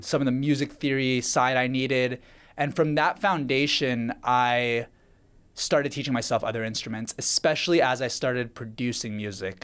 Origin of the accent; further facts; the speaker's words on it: Vancouver, British Columbia, Canada; I was born in Vancouver, Canada.